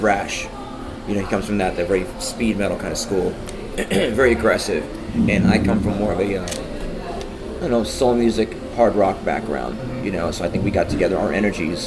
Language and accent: English; United States; also born or lived in Brooklyn, New York / Fort Lauderdale, Florida; I was born in Brooklyn, New York City, raised in Brooklyn and raised in Fort Lauderdale, Florida